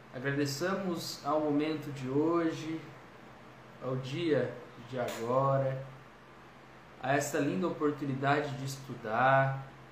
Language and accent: Portuguese; Ribeirão Preto, São Paulo, Brazil; Eu também sou de Ribeirão Preto